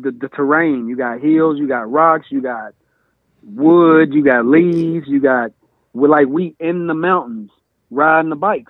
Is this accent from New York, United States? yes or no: no; Oxford, Mississippi, United States; moved away as an adult; born and raised Oxford, Mississippi.